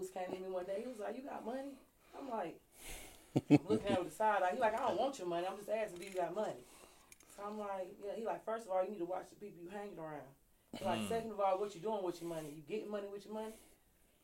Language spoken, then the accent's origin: English; Durham, North Carolina, United States; I'm from Durham, North Carolina